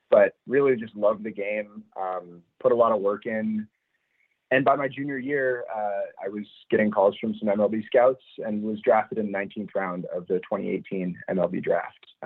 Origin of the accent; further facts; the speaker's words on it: Madison, Wisconsin, United States; Yeah, so I was born and raised in Madison, Wisconsin. Um, grew up there